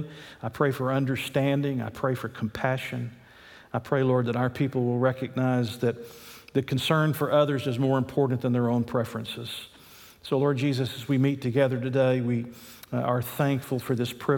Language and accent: English; United States; God has allowed me to live in America